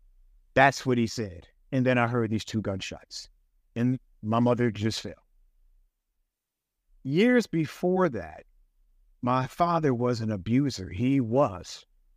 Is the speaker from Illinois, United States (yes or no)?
yes; Chicago, Illinois, United States; I went back to Cook County. I'm from Chicago.